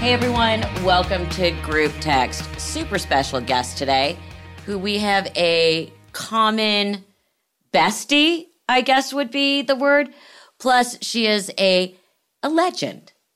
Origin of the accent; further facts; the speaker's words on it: Los Angeles, California, United States; I grew up in L